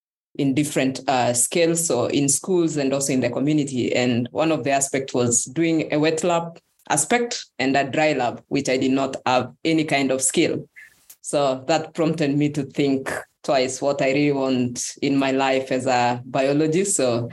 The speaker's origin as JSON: {"language": "English", "country": "Kenya", "moved": "as an adult", "lives_now": "Bristol, United Kingdom", "said": "I am from Kenya, and I'm currently a second year PhD student at the University of Bristol."}